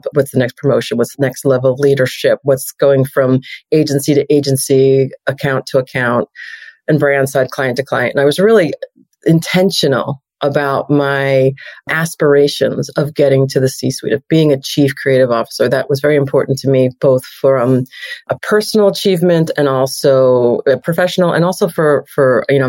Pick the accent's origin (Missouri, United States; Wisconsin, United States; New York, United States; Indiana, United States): New York, United States; moved away as an adult; also born or lived in Chicago / Los Angeles; I'm a New Yorker and started in agencies in New York